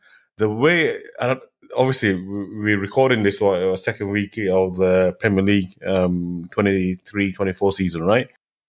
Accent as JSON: {"language": "English", "town": "Manchester", "region": "North West England", "country": "United Kingdom", "said": "I'm from Manchester"}